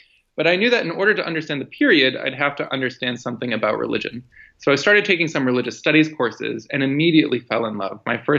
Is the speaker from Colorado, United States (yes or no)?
no; outside Chicago, Illinois, United States; growing up outside Chicago. My mom is Italian Roman Catholic. My dad is a humanist Jew from New York. And their parenting style was to raise my brother and I with exposure to both traditions.